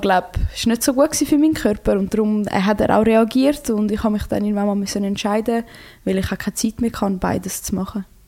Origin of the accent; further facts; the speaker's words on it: Switzerland; also born or lived in Croatia (ancestry); in meiner Heimat